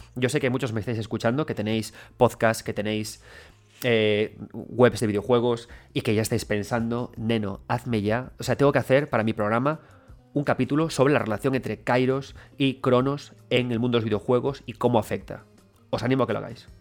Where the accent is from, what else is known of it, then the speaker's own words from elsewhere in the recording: Galicia, Spain; yo soy gallego